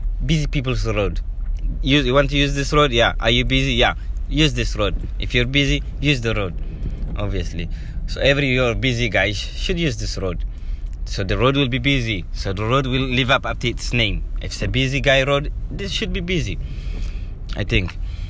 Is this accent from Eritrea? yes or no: yes; Eritrea; Did I tell you I'm from Eritrea? Yeah, Eritrea is a country in East Africa. East Horn of Africa.